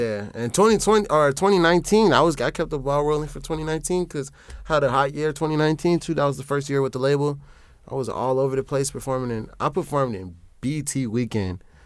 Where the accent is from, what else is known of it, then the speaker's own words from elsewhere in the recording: Chicago, Illinois, United States; also born or lived in Omaha; I'm from Chicago